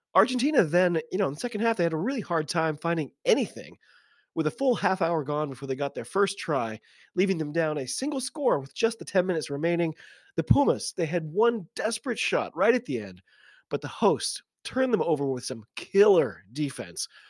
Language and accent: English; United States; I'm an American rugby fan